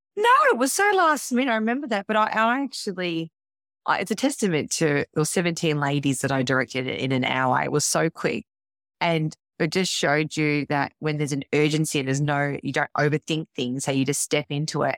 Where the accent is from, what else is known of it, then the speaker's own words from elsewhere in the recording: Melbourne, Victoria, Australia; I am from Melbourne, Victoria